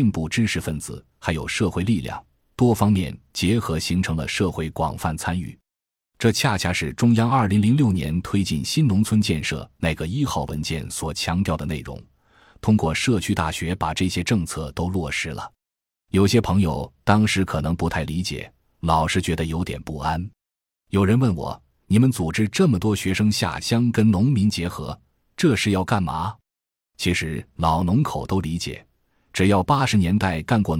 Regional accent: China; 我们中国人现在有三亿中产阶级

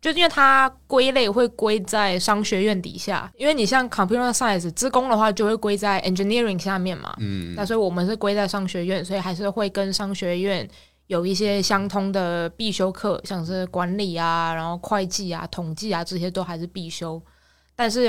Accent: Taiwan; moved away as an adult; also born or lived in Australia; now in Sydney, Australia; 所以我到五岁就先回台湾，然后就一路读读到高中毕业，

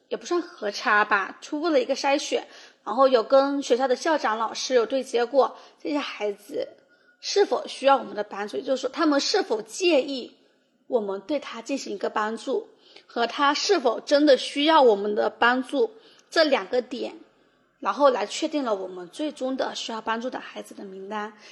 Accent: Shouning, Fujian, China; 寿宁嗯的人均年收入是全省最低的。但是我在这边长大，其实因为父母双职工，所以我的从小的生活其实是比较开心的

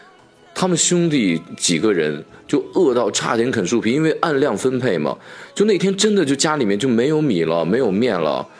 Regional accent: China; now in United States; 他们知道我从中国来，最终还是给我加上了

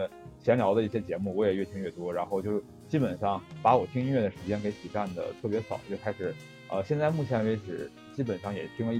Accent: Northeast China, China; 我我是东北人，然后我本身也那个 base 在东北一个小城市

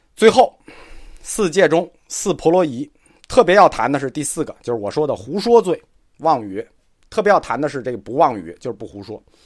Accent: China; 我们中国人

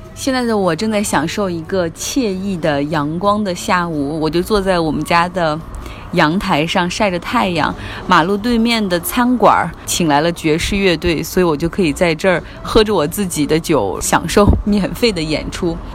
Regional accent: China; 我们中国人

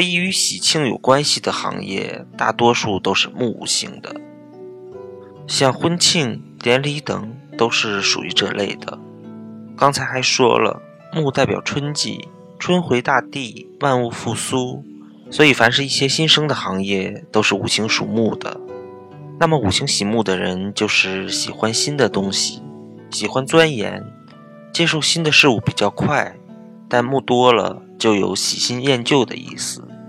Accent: China; 我们中国 人

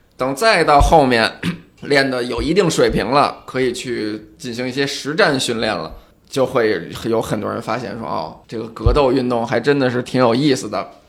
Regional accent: China; also born or lived in Beijing; now in Shanghai, China; 咱们中国人

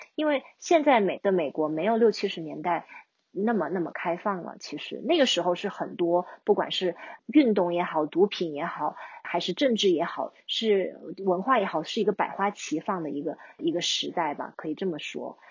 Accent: China; 我作为一个中国人

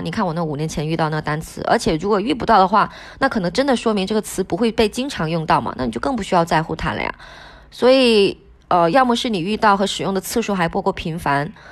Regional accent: Wenchang, Hainan, China; first language Hainanese (Wenchang dialect); Chinese is a second language; also born or lived in Colombia; 其实我的第一语言是海南话，海南文昌话，我上小学才学的普通话

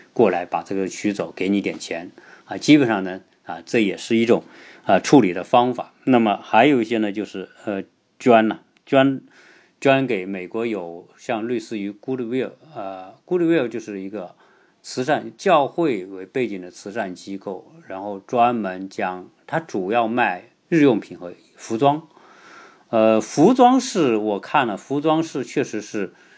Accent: China; 我们中国人

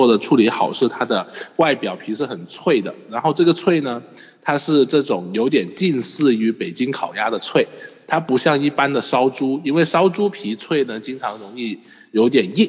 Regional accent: Guangdong, China; 那我作为广东人要介绍好酒好菜是吗？

